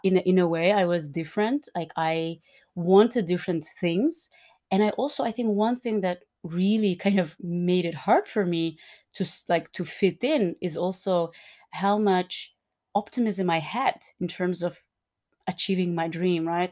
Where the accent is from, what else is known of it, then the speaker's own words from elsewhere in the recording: Turkmenistan; I was born and raised in Turkmenistan